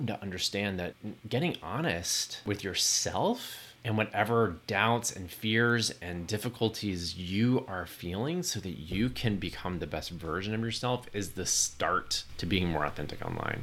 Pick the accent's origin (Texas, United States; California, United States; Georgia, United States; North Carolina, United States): Texas, United States; moved away; also born or lived in New York; Growing up in Texas